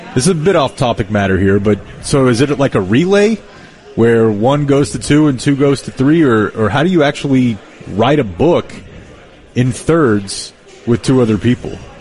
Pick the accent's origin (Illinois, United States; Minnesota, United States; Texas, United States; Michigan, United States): Texas, United States; I grew up in Texas